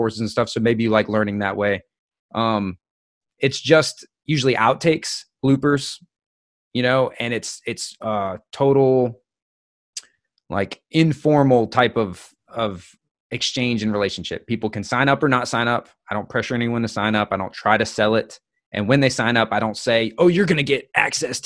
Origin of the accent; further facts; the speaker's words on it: United States; I'm American